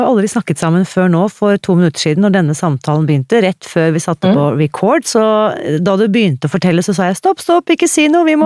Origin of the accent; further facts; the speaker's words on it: Akershus, Norway; now in Uppsala, Sweden; Fra Akershus.